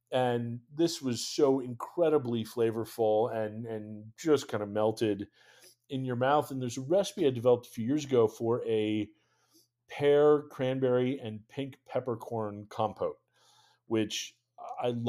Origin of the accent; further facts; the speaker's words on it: New England, United States; So, I, growing up in New England, I am definitely partial to cranberries